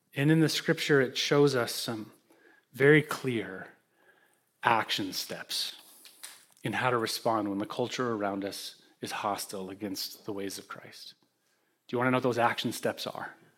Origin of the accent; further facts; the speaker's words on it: Holland, Michigan, United States; now in Greenwich, United States; I withdrew to my hometown, Holland, Michigan